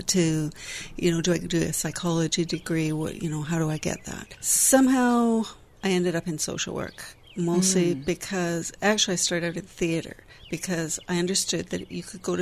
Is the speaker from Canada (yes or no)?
yes; Vancouver, British Columbia, Canada; moved away as an adult; now in Victoria, Canada; I grew up in Vancouver, but I've been here since I was 20.